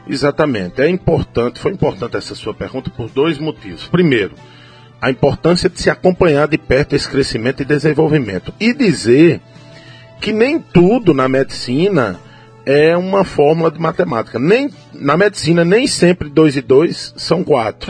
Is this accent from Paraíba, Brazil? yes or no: yes; São Mamede, Paraíba, Brazil; estava na minha terra aqui, em São Mamede